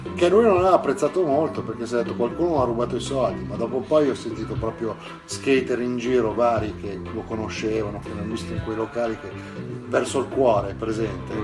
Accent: Brianza, Lombardy, Italy; quando ero bambino ero in Brianza e eh, ero verso Pesana Brianza, da quelle parti

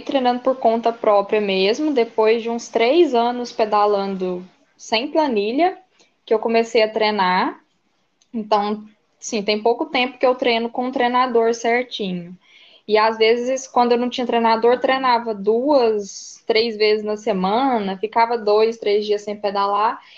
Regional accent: Catalão, Goiás, Brazil; Eu sou de Catalão, Goiás, Goiânia, aqui perto da divisa de Minas.

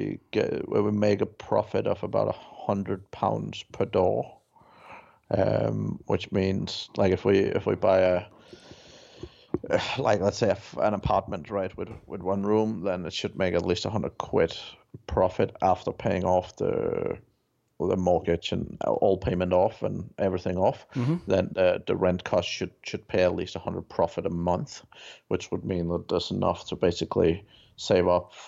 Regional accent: Denmark; English is a second language; also born or lived in United Kingdom

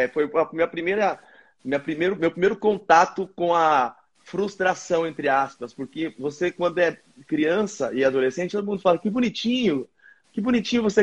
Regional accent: Presidente Prudente, São Paulo, Brazil; also born or lived in Ponta Porã; Eu sou de, de Presidente Prudente e de Ponta Porã, duas cidades do interior do Brasil.

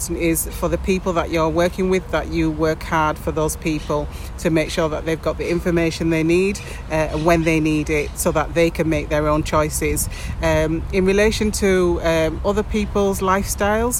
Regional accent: England, United Kingdom; moved away as an adult; now in Spain; I'm from England.

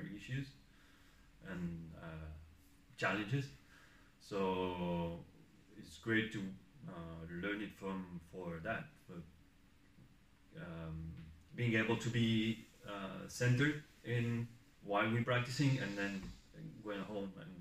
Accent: France; moved away as an adult; also born or lived in Barcelona, Spain; now in Eindhoven, Netherlands; I was born in France, studied chiropractic in Spain, in Barcelona, and worked there for 5 years before coming here in the Netherlands.

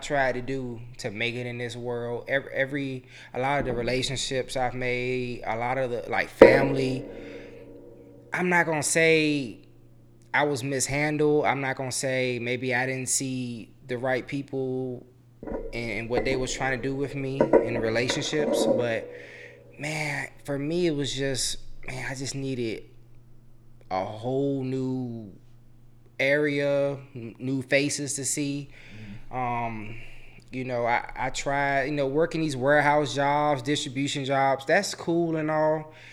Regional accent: Chesterfield, Virginia, United States; accent: country; moved away as an adult; now in Dallas, United States; I'm originally from Chesterfield, Virginia. Moved out here August 2020

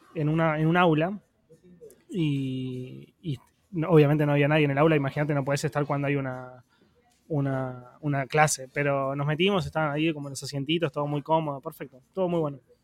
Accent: Argentina; como argentino

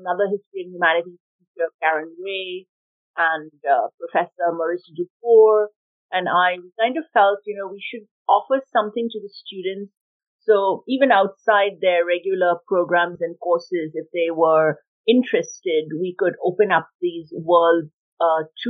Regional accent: India; moved away as an adult; now in Montreal, Canada; I grew up in India, and then I came to Montreal where I did some of my university studies

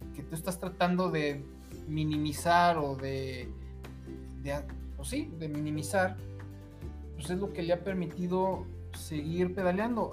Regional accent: Mexico; uno como mexicano

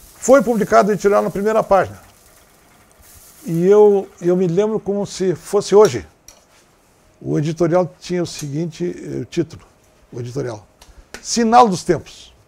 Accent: Santana do Livramento, Rio Grande do Sul, Brazil; moved away; also born or lived in Porto Alegre; eu me criei em Livramento, naquela, naquela fronteira amada

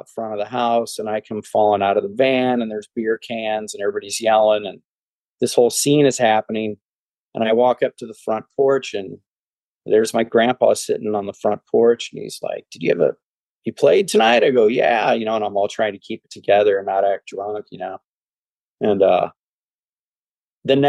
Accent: Lake St. Louis, Missouri, United States; moved away as an adult; now in Dallas, United States; I'm born and raised in outside of St. Louis in Lake St. Louis, Missouri

